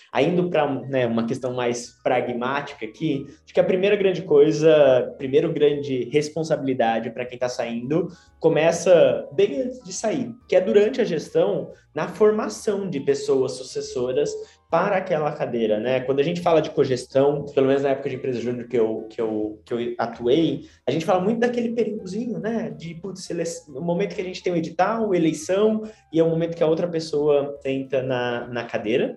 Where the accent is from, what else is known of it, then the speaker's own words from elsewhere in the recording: Tupã, São Paulo, Brazil; sou de Tupã, é uma cidade no interior do estado de São Paulo.